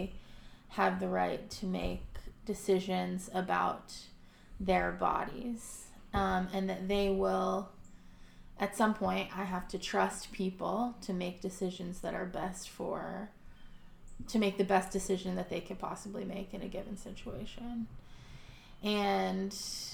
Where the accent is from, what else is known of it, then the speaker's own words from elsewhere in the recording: Texas, United States; growing up in Texas, attending a Baptist church